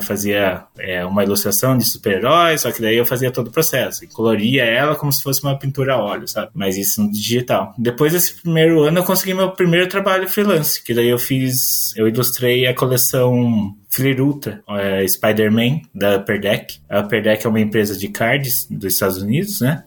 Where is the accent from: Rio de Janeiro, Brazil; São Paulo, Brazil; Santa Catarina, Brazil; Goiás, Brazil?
São Paulo, Brazil; Piracicaba; eu sou do do interior também, sou de Piracicaba, acho que o sotaque vai entregar